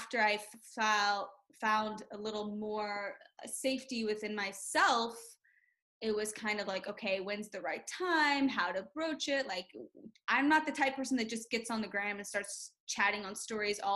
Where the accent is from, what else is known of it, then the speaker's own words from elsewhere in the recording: Memphis, Tennessee, United States; I'm from Memphis, Tennessee. And I was born there, raised